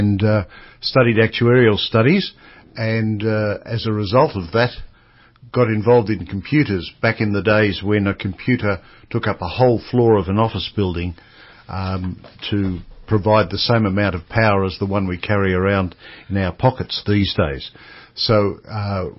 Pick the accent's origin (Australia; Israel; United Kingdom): Australia; Melbourne, Victoria; I was born in Victoria and grew up in Surrey Hills, not far from here